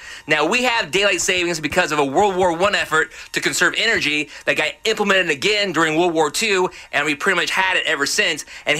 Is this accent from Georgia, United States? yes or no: no; Central Valley, California, United States; I was born in the Central Valley.